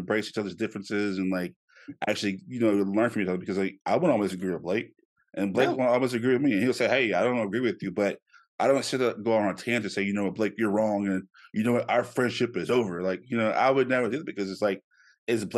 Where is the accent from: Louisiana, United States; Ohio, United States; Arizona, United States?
Louisiana, United States; Shreveport; moved away; my hometown in Shreveport